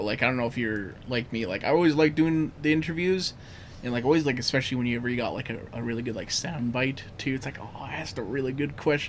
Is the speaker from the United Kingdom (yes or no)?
no; Elk Point, Alberta, Canada; I had a friend I grew up with in Elk Point